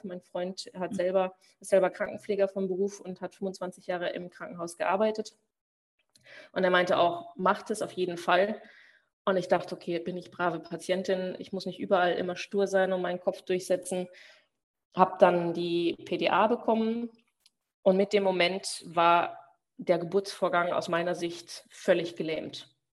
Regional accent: Germany; moved away as an adult; now in Belgium; Ich komme ja aus Deutschland

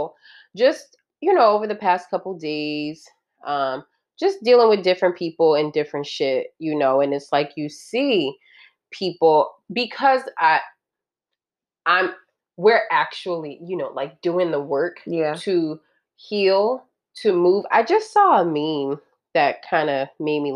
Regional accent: California, United States; moved away; growing up in California

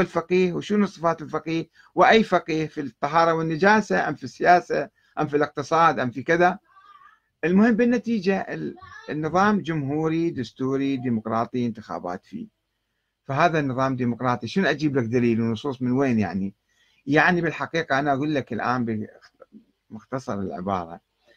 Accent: Iraq; عندنا في العراق

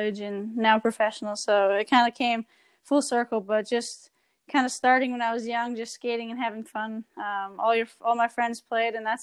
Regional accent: Saskatchewan, Canada; moved away; growing up in Saskatchewan

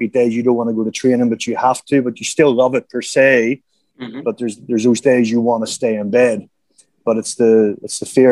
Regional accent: Bangor, Northern Ireland, United Kingdom; moved away as an adult; also born or lived in Jamaica; now in Thailand; growing up in Northern Ireland

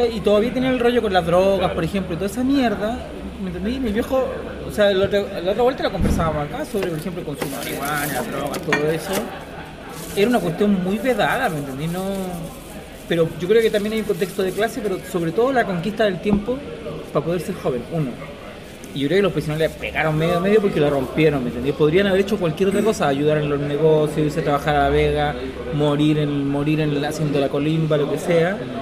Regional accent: Santiago, Santiago Metropolitan Region, Chile; crecí en Santiago

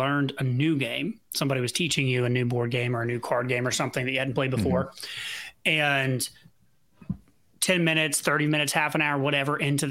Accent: just outside of Nashville, Tennessee, United States; I grew up in Tennessee, right? I grew up just outside of Nashville, like not far.

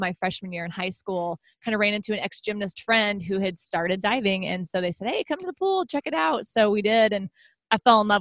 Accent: Houston, Texas, United States; I've always lived in the greater Houston area.

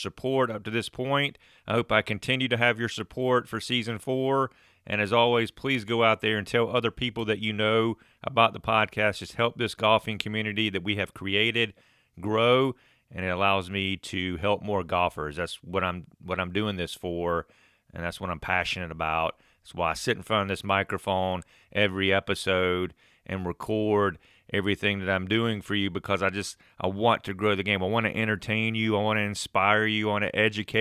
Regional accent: South Carolina, United States; I'm from South Carolina

